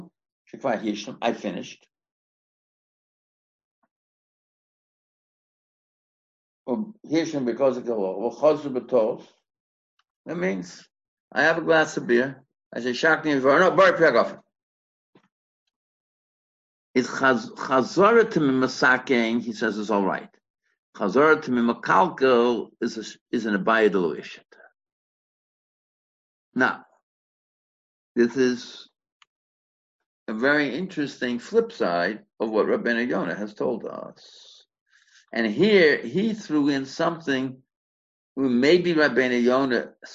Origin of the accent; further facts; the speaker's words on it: United States; now in South Africa; I'm an American